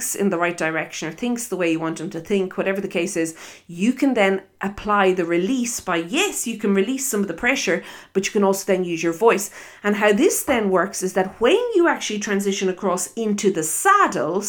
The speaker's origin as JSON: {"language": "English", "country": "Ireland", "also_born_or_lived": "South Africa", "accent": "Irish", "said": "I am Irish, if you listen to my accent"}